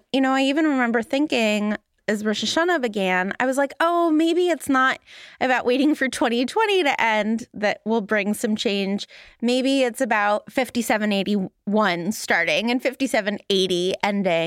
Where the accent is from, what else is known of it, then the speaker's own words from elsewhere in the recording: Los Angeles, California, United States; now in Boston, United States; where I grew up in Los Angeles